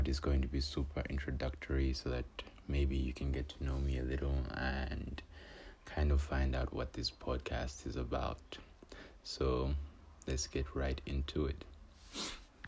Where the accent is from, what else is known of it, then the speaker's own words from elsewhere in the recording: Copperbelt Province, Zambia; I am from the Copper Belt, born and raised on the Copper Belt